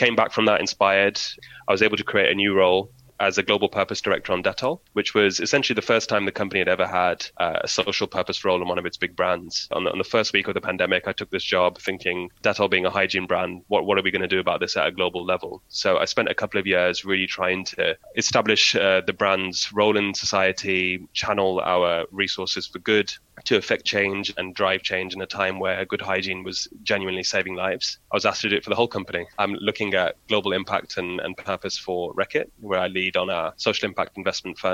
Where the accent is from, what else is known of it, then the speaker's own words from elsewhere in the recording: Birmingham, West Midlands, United Kingdom; born and brought up in Birmingham with frequent travel to Pakistan